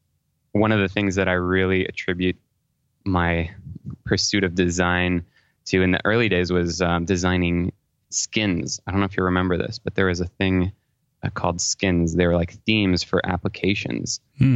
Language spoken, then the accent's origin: English; Paris, Île-de-France, France; moved away as an adult; now in United States; Well, my origin story is I was born in Paris, France. My dad is French and my mom is from California, but I actually grew up there until I graduated from high school.